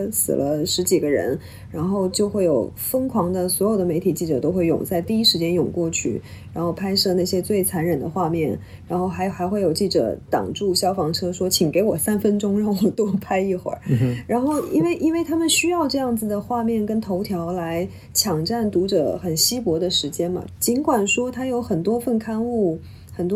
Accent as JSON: {"language": "Chinese", "region": "Jiangsu", "country": "China", "tie": "born or raised there", "also_born_or_lived": "Guangzhou / Beijing", "moved": "as an adult", "lives_now": "Hong Kong", "said": "我家乡在江苏。我其实是从香港开始我的工作的，所以我即便中间大概在北京住过两三年，作为特作为那个 correspondent 住在北京"}